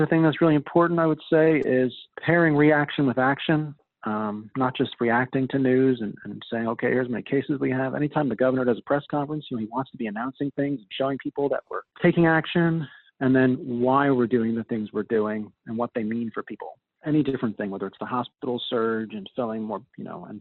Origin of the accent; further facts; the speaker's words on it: Long Island, New York, United States; I grew up on Long Island.